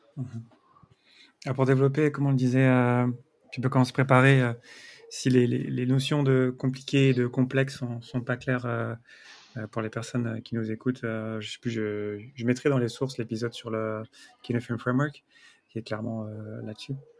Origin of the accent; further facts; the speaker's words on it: near Avignon, Provence-Alpes-Côte d'Azur, France; je viens euh, d'à côté d'Avignon, donc je connais bien le sud